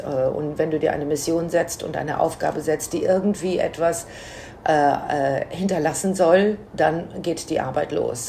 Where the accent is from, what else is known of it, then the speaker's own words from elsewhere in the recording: Menden, North Rhine-Westphalia, Germany; now in New York, United States; in meiner Heimatstadt Menden